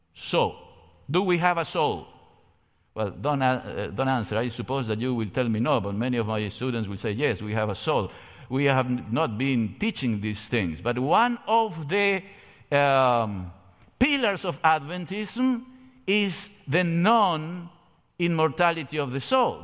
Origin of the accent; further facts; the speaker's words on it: Argentina; moved away; I come from Argentina